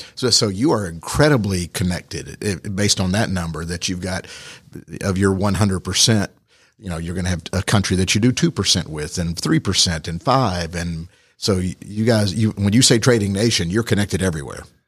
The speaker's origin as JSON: {"language": "English", "country": "United States", "said": "as an, as an American"}